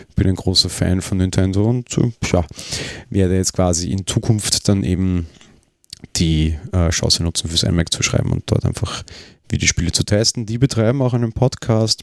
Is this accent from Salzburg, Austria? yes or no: no; Vienna, Austria; Wir sind ja beide Wiener